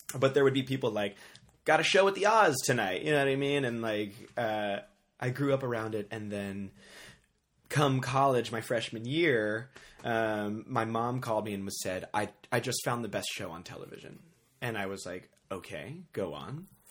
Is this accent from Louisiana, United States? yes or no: yes; New Orleans, Louisiana, United States; moved away as an adult; also born or lived in Chicago; I grew up in New Orleans. I was born and raised in New Orleans.